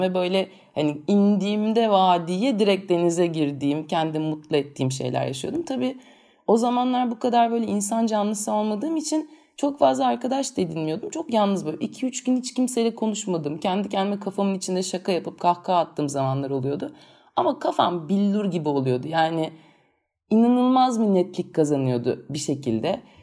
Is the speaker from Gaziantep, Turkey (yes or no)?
no; İzmir, Turkey; also born or lived in Çeşme; biz İzmirliyiz, Çeşme'de çok büyük bir zamanımızı